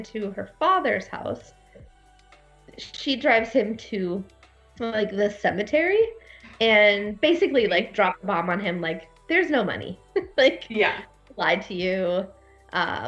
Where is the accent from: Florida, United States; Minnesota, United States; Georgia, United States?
Minnesota, United States; I'm from Minnesota